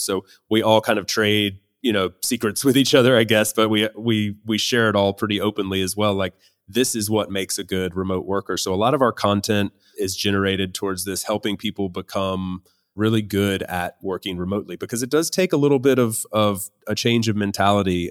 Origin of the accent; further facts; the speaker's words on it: United States; moved away as an adult; now in Spain; I am an American currently living in Spain